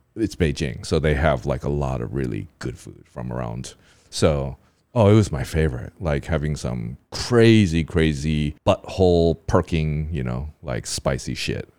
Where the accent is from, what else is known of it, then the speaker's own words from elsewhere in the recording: United States; now in Taiwan; I'm, I'm from America